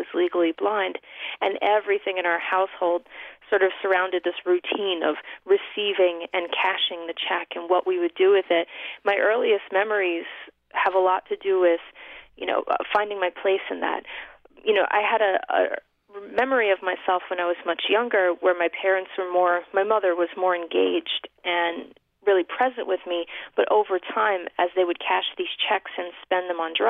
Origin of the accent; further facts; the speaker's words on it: New York City, New York, United States; We grew up in the Bronx in New York City